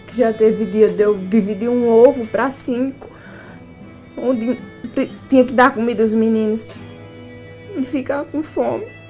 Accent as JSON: {"language": "Portuguese", "region": "São Paulo", "country": "Brazil", "said": "Minha vida é entre o sertão, São Paulo, eu sou paulista"}